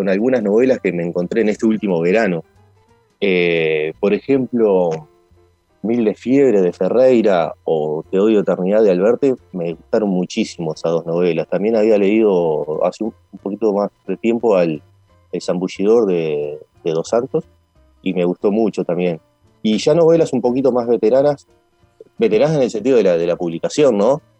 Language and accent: Spanish; Uruguay; siempre lo reivindico, así más que como montevideano, como serrense